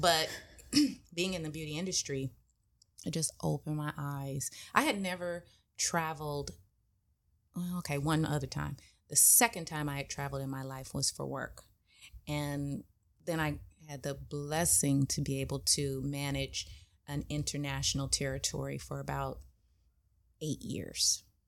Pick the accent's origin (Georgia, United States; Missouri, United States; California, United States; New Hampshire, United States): California, United States; Inglewood; I grew up in Inglewood